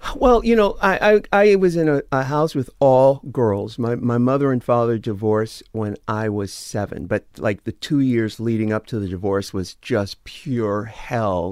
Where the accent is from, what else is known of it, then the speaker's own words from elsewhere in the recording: San Diego, California, United States; I'm from San Diego.